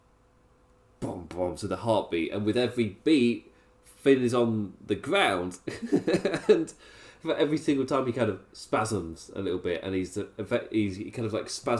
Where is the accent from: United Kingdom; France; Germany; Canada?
United Kingdom; England; I'm English